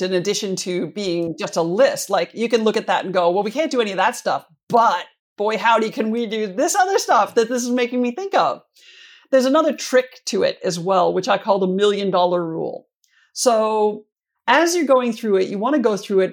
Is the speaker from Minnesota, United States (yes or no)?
yes; Minnesota, United States; moved away; I'm from Minnesota originally, and, uh, the Twin Cities Marathon, I'm actually from closer to the Grandma's Marathon up on the north shore